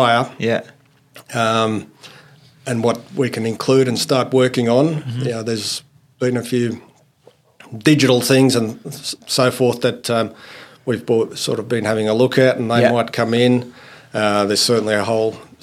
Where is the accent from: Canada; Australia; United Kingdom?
Australia; Goulburn, New South Wales; also born or lived in Finland / Armidale, New South Wales; When we moved to Australia, arrived in Sydney and grew up in the country, in New South Wales